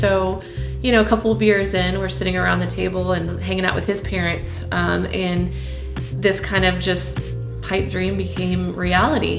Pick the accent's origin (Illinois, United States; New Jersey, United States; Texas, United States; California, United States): Texas, United States; Cypress; I grew up in Cypress, Texas, so just a little north of Houston